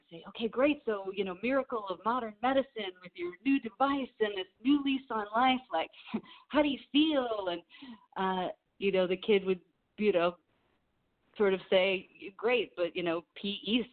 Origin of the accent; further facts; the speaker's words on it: Los Angeles, California, United States; I was raised here in the San Fernando Valley and in Los Angeles, so I grew up watching Laker games